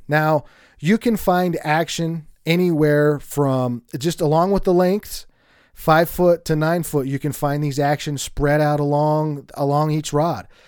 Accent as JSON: {"language": "English", "region": "Colorado", "country": "United States", "said": "I'm from Colorado"}